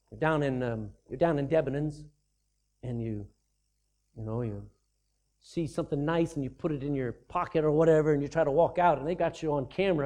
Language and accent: English; Texas, United States; I'm no longer a Texan. Yeah, I was born in Texas